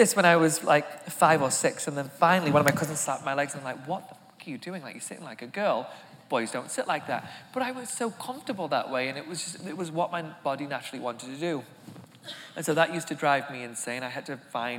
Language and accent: English; England, United Kingdom; now in United States; I come from England